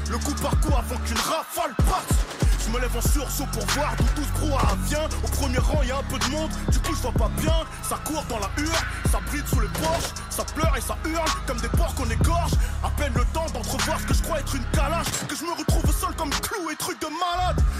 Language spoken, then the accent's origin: French; Le Blanc-Mesnil, Île-de-France, France; Français, d'origine des Z, je viens de la cité des Tilleuls à Blancoc, 9-3